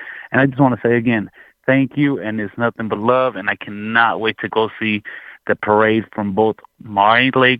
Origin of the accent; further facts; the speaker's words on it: Inglewood, California, United States; now in Las Vegas, United States; I'm calling from Vegas, but I was born and raised in Inglewood, California.